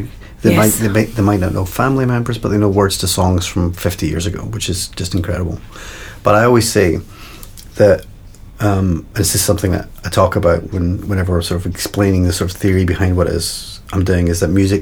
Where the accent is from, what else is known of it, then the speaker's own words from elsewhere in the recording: New York, United States; Growing up in New York